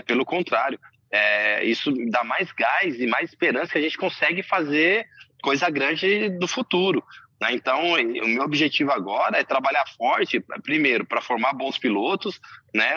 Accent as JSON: {"language": "Portuguese", "town": "Camamu", "region": "Bahia", "country": "Brazil", "tie": "born or raised there", "also_born_or_lived": "Santo André, São Paulo", "moved": "yes", "said": "eu nasci na Bahia, né? Em Camamu. Meus pais me adotaram quando eu era bem novinho, né? Depois eu vim para São Paulo, é, em Santo André especificamente."}